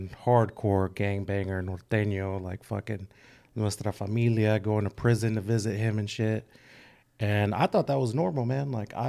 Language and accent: English; Fresno, California, United States; I'm really from Fresno, not even from Fresno.